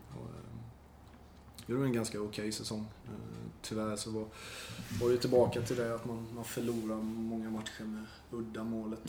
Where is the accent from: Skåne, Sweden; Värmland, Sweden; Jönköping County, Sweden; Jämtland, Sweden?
Jönköping County, Sweden; Nässjö; mamma hemma i Nässjö och, Saras föräldrar i Nässjö